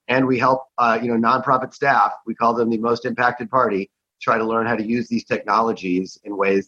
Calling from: San Francisco, California, United States; I'm in San Francisco on this mostly sunny morning.

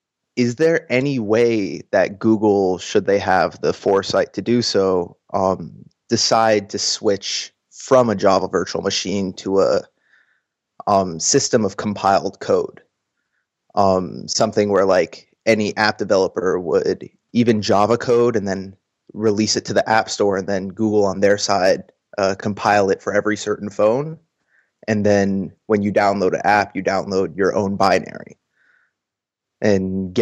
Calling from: Georgia, United States; I am calling from Georgia, the state in the United States.

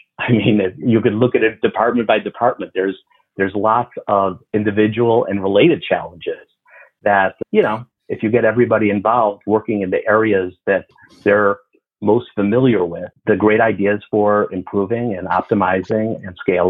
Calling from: Chicago, Illinois, United States; Chicago, Illinois.

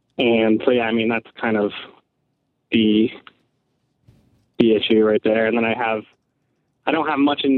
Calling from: Connecticut, United States; from Connecticut.

